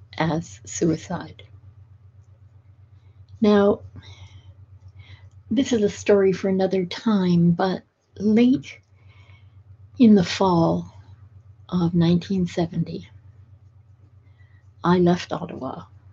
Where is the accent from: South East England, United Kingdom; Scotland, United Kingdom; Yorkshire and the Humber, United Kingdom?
Scotland, United Kingdom; Edinburgh; born there; Now, add to that the fact that I'm of Scottish heritage. I was born in Edinburgh. And in Scotland, we tend to be tough. We tend to be hardier.